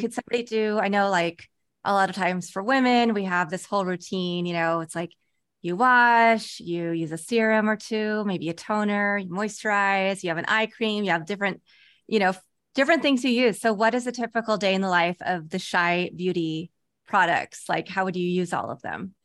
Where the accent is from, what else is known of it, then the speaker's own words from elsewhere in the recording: Kansas, United States; I grew up in Kansas.